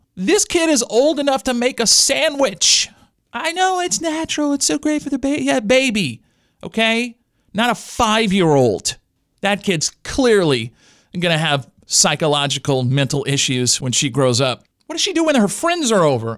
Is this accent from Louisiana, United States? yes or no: yes; Louisiana, United States; I grew up in the Louisiana educational system